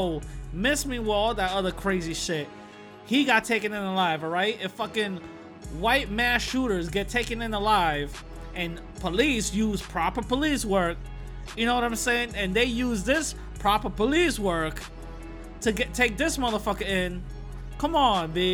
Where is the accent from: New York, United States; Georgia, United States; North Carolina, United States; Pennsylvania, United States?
New York, United States; New York City; I am a New Yorker, okay? I am a New Yorker. I'm from the Bronx. I'm in the Bronx